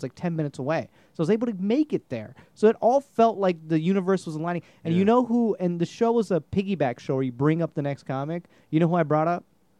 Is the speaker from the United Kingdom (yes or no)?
no; India; I'm just going to be an engineer. I'm Indian.